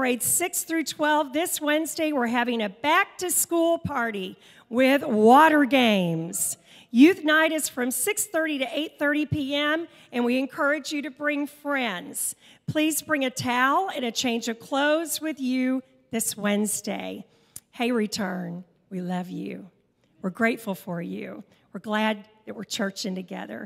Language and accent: English; Kentucky, United States; I was born in Kentucky